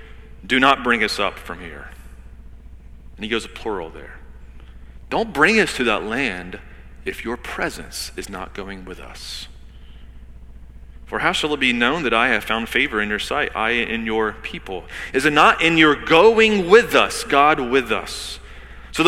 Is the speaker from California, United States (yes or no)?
no; Georgia, United States; moved away; I'm from Georgia